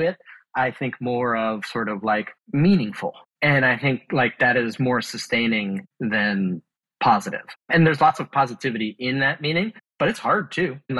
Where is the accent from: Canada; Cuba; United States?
United States; Bay Area, California; I grew up in the Bay Area